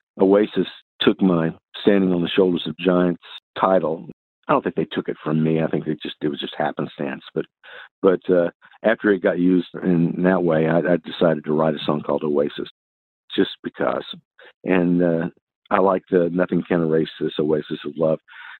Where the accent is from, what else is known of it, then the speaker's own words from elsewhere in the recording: Tokyo, Japan; also born or lived in Texas, United States; I was born in Texas, but I was the first few years of my life, I lived in Tokyo, Japan.